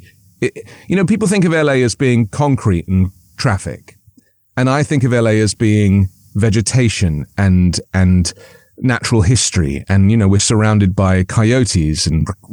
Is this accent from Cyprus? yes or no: no; London, United Kingdom; moved away as an adult; now in Los Angeles, United States; I lived in London for 40 years. I was born in London. I grew up in London